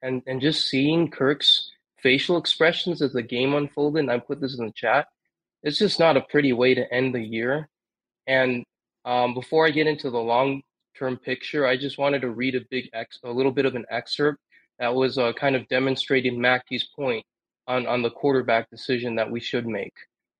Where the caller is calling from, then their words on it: Rockford, Illinois, United States; also born or lived in Bay Area, California; I'm calling from Rockford, Illinois.